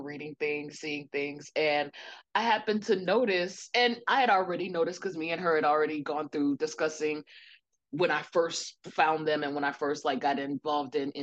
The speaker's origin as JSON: {"language": "English", "country": "United States", "said": "We are both African-American women. We are from America"}